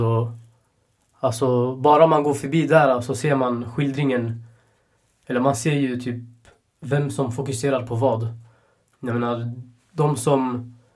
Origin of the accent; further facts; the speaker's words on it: Sweden; Jag är ändå född i Sverige